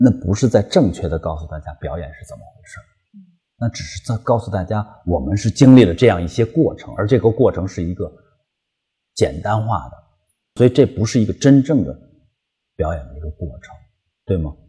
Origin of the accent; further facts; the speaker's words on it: China; 它其实是源于我们中国人的生活。